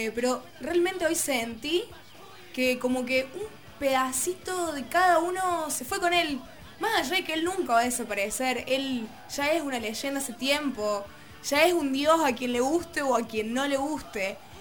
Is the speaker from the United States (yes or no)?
no; Argentina; nos unió como argentinos